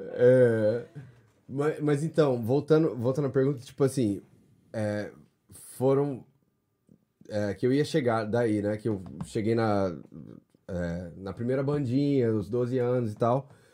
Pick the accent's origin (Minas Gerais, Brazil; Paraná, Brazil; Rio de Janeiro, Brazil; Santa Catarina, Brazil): Paraná, Brazil; Londrina; moved away as an adult; also born or lived in São Paulo, Brazil; now in United States; sou de Londrina, norte do Paraná